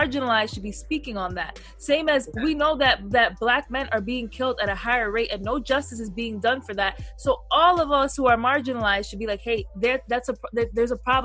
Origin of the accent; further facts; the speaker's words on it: United States; I'm Black and I'm born in America.